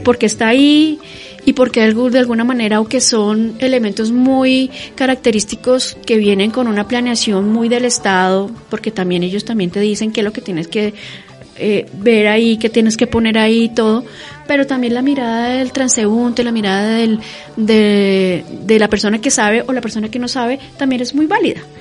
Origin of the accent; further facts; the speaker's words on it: Colombia; nosotros como colombianos